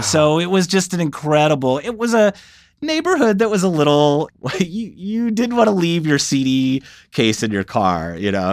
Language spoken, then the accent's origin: English; Saint Louis area, rural Illinois, United States; moved away; I grew up in the Saint Louis area, so, but in rural Illinois, about an hour north